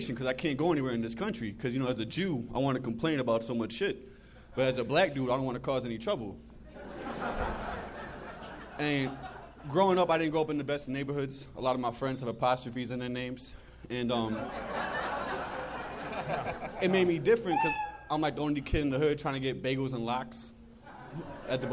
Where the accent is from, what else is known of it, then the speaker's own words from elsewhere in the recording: Connecticut, United States; I'm from Connecticut also.